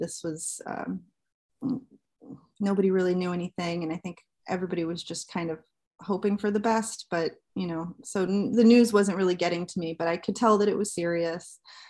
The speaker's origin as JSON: {"language": "English", "region": "New Jersey", "country": "United States", "said": "I'm from New Jersey."}